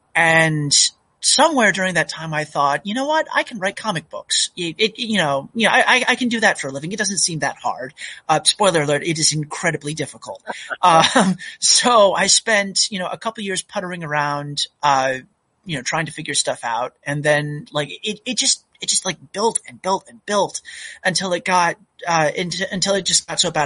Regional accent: Massachusetts, United States; moved away as an adult; also born or lived in North Carolina; now in Oregon, United States; I really grew up in Massachusetts.

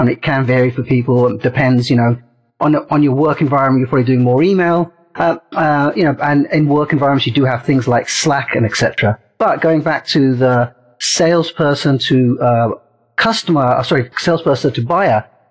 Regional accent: London, United Kingdom; also born or lived in India / Portsmouth / Brighton / Silicon Valley; now in United States; I was born in India, and at the age of three, my father, who worked for Air India, got transferred to London. So I ended up doing all my education in England. I grew up close to Heathrow Airport

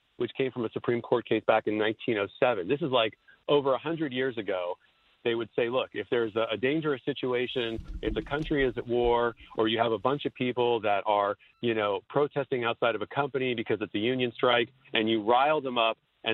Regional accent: South Florida, United States; also born or lived in Washington, D.C.; I'm actually in South Florida. I was actually working at an operation down here on Latin American affairs for the administration for the past near 4 years, and I'm originally from South Florida.

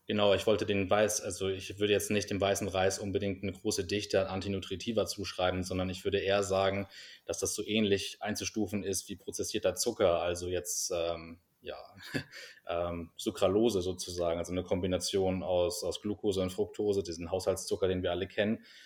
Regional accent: Hamburg, Germany; moved away as an adult; also born or lived in United States; now in Vienna, Austria; ich komme ursprünglich aus Hamburg und ähm, bin vor etwa zehn Jahren nach Wien gezogen, um hier zu studieren

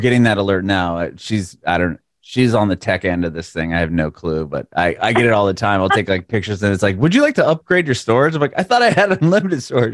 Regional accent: San Diego, California, United States; now in Tennessee, United States; I'm from San Diego originally, and then I moved to south of Nashville

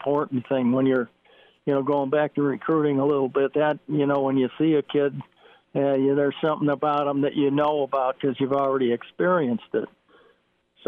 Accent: Chicago, Illinois, United States; I grew up in Chicago

